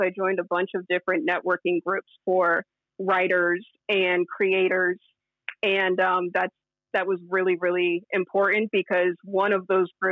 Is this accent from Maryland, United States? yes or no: yes; Maryland, United States; moved away as an adult; now in Los Angeles, United States; I'm born and raised in Maryland, like right outside of Washington, D.C.